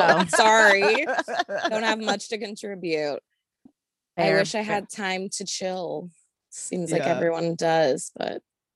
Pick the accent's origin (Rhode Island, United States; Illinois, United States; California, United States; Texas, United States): Texas, United States; I'm from Texas.